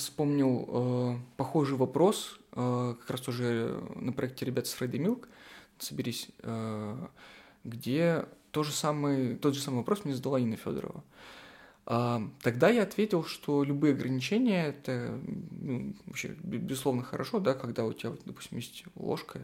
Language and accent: Russian; Sarapul, Udmurtia, Russia; now in Murmansk, Russia; Я вырос, э, не в Мурманске, я вырос в средней полосе в городе Сарапул